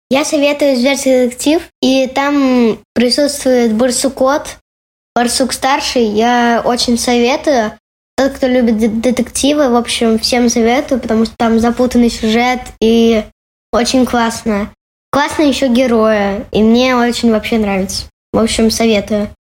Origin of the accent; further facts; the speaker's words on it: New York, United States; мне 7 лет. Я родилась и живу в Нью-Йорке. Я очень люблю читать книги на русском языке.